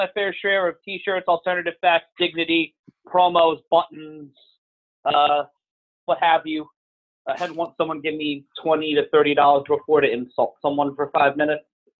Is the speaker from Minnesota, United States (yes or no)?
no; New York City, New York, United States; I'm a New Yorker.